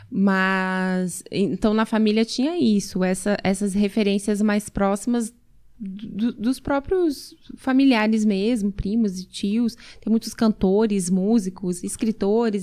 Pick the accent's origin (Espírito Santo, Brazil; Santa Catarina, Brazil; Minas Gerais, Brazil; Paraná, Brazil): Santa Catarina, Brazil; Blumenau; Isso em Santa Catarina, sou natural de Blumenau